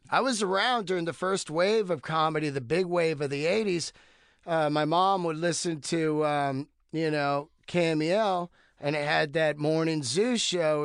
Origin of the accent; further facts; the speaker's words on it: Bay Area, California, United States; I grew up in the Bay Area